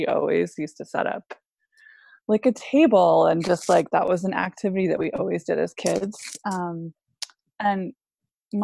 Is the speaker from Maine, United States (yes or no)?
yes; Maine, United States; also born or lived in Alaska; I grew up mostly in Maine